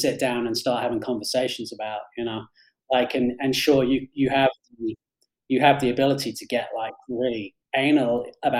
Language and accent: English; England, United Kingdom; moved away as an adult; also born or lived in Australia / London; now in Colorado, United States